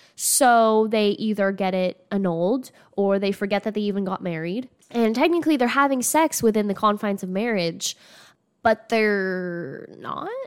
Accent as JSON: {"language": "English", "region": "Arizona", "country": "United States", "tie": "born or raised there", "said": "growing up in Arizona"}